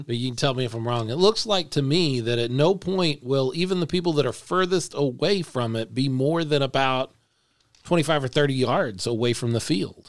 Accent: Dallas, Texas, United States; now in San Antonio, United States; I grew up in North Texas for the first thirty years or so of my life

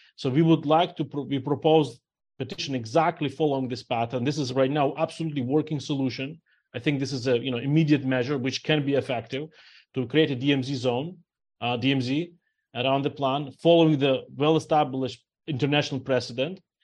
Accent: Ukraine; now in New Orleans, United States; I'm originally myself from Ukraine, and my parents and friends still live there

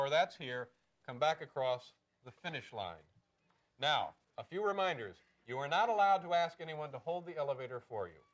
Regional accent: Peekskill, New York, United States; Peekskill, New York.

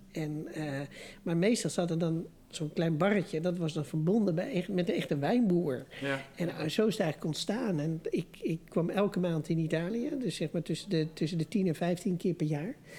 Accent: Amsterdam, North Holland, Netherlands; moved away; ik, ben geboren en getogen Amsterdammer

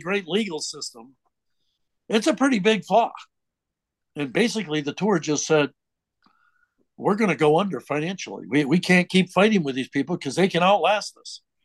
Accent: Vermont, United States; now in Charlottesville, United States; I grew up in Vermont that has 600,000

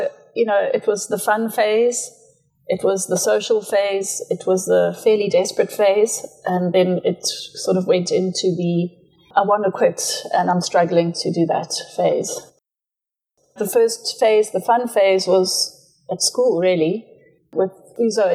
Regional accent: Matabeleland, Zimbabwe; moved away as an adult; also born or lived in Johannesburg, South Africa / Eastern Cape, South Africa; now in Kleinemonde, South Africa; I was born in Zimbabwe, grew up on a ranch in Matabele land. I left Zim after school

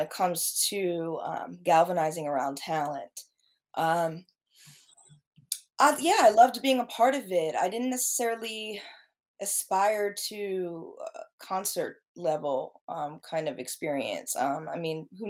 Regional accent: Baltimore County, Maryland, United States; I'm from Baltimore area. I've lived in a bunch of areas. Throughout the Baltimore area. I grew up in, I guess, Baltimore County.

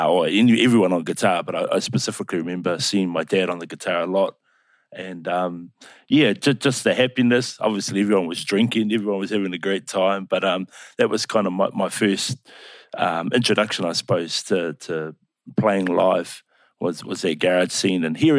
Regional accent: Upper Hutt, Wellington, New Zealand; Yeah, born in Upper Hutt. Spent a lot of time. I was raised in the Wellington region as a whole. Spent a lot of my time out on the Kapiti Coast, Paraparaumu.

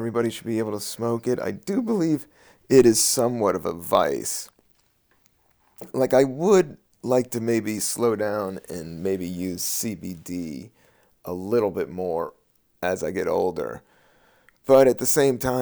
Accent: United States; I'm from Virginia and DC

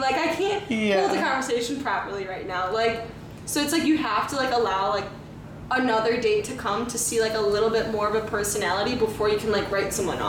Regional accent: Chicago, Illinois, United States; I'm from Chicago.

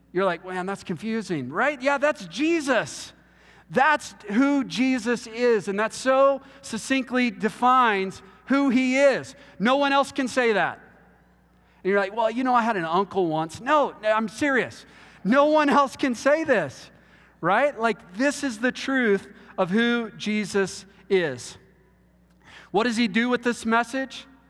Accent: Texas, United States; I'm from Texas

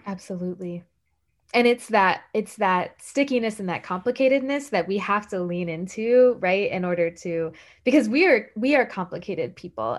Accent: the American South, United States; I am a Southerner

